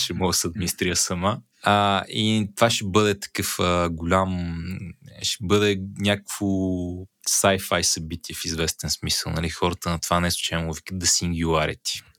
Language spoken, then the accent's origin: Bulgarian; Botevgrad, Sofia Province, Bulgaria; По принцип не съм от Бургас. В принцип съм от Ботевград